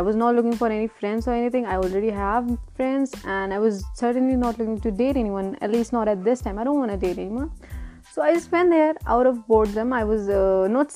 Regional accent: Lucknow, Uttar Pradesh, India; I'm from Lucknow

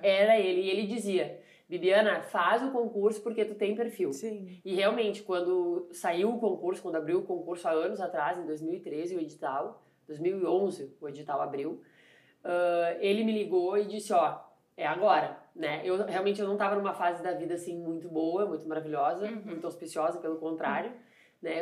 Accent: Santa Maria, Rio Grande do Sul, Brazil; born or raised there; also born or lived in Arroio do Tigre

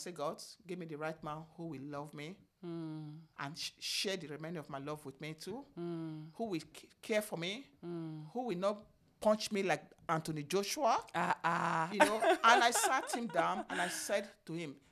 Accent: Benin City, Edo, Nigeria; moved away as an adult; also born or lived in United States; I'm from Benin, what do you call it, Benin States

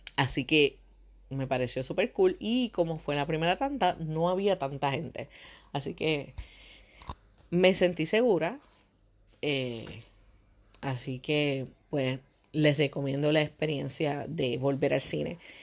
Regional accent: Puerto Rico; Nosotros somos de Puerto Rico

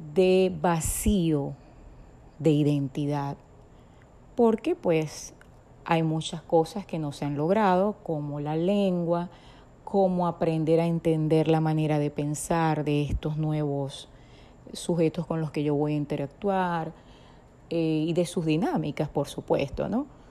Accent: Venezuela; moved away; Nací en Venezuela

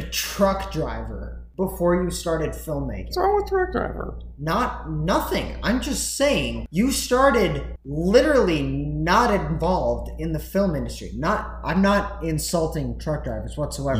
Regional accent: Wisconsin, United States; I am from Wisconsin

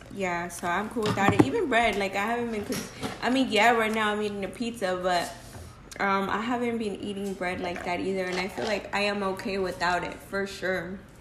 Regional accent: Phoenix, Arizona, United States; We're from Arizona, from Phoenix

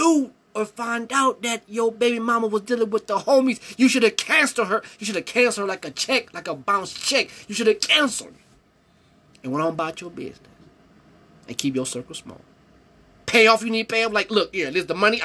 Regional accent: Cleveland, Ohio, United States; I'm from Ohio. I'm from Cleveland

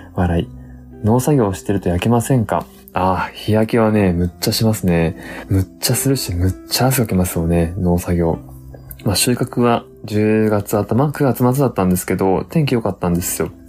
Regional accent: Tottori, Japan; 僕鳥取出身なんで、まあ田舎出身じゃないですか

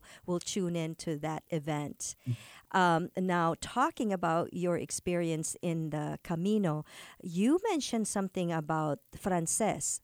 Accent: Philippines; moved away; also born or lived in California; a Filipino, having grown up in the Philippines

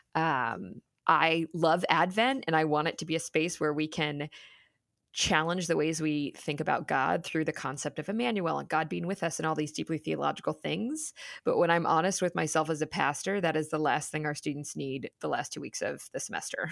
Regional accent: Cincinnati, Ohio, United States; moved away as an adult; coming back, um, to Cincinnati, to my hometown

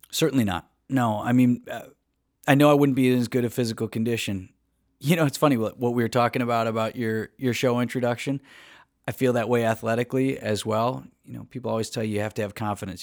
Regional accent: Wauwatosa, Wisconsin, United States; also born or lived in Green Bay; now in Milwaukee, United States; I grew up in Wauwatosa

